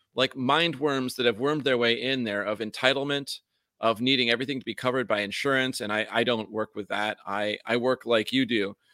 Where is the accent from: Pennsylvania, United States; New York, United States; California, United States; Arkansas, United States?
New York, United States; upstate; accent: New York accent, upstate version; also born or lived in Vermont; now in Hawaii, United States; when I was in New York where I grew up